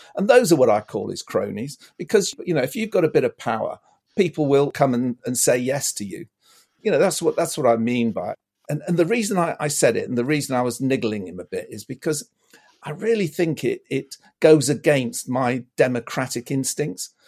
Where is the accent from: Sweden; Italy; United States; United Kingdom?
United Kingdom; Lancashire, North West England; now in Bristol, United Kingdom; I grew up in Lancashire, actually.